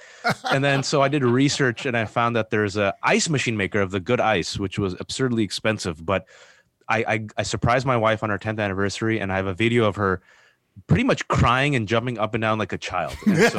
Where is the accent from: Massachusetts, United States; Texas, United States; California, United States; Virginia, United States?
California, United States; Bay Area; So I'm born and raised in the Bay Area. I'm a simple man.